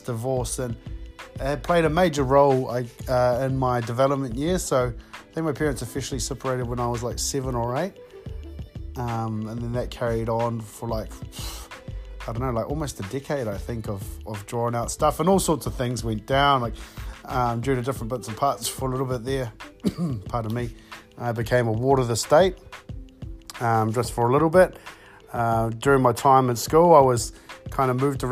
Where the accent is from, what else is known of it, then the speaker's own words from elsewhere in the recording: New Plymouth, Taranaki, New Zealand; I grew up born and bred in Taranaki, born at the New Plymouth Base Hospital.